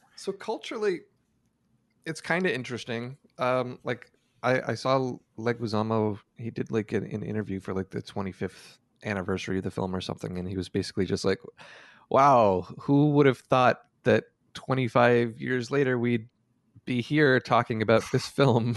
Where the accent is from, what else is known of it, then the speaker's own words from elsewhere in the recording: Canada; also born or lived in San Francisco, United States; went back to Canada